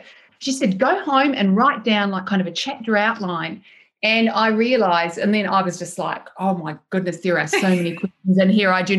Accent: New Zealand; baby brain isn't really a thing where I'm from, because I grew up in New Zealand.

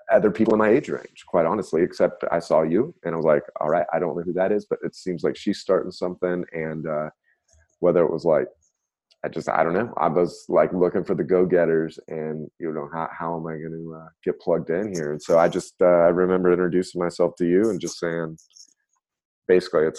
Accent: Kansas, United States; moved away as an adult; now in Nashville, United States; I grew up in Kansas and I went to college out there.

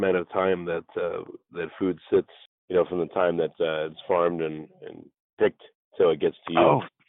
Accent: New York, United States; I'm from New York

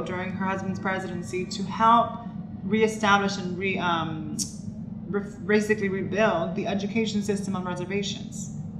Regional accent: Miami, Florida, United States; I am a trans actress and activist from South Florida, born and raised in Miami.

